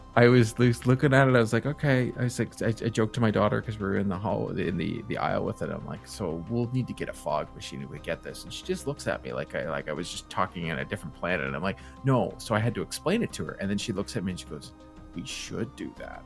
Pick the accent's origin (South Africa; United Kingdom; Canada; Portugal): Canada; Toronto area, Ontario; I grew up in the Toronto area.